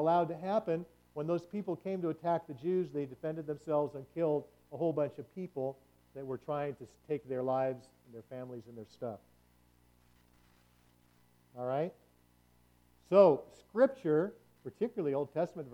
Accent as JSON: {"language": "English", "country": "United States", "said": "in America, as American believers"}